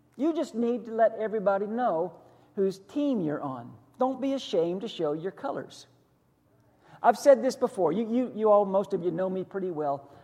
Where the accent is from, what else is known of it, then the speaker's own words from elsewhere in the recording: just outside of Pittsburgh, western Pennsylvania, United States; now in Hillsborough County, United States; I grew up just outside of Pittsburgh in the 70s